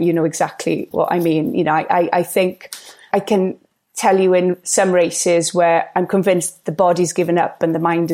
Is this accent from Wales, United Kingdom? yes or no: yes; Gower, Wales, United Kingdom; I was brought up on Gower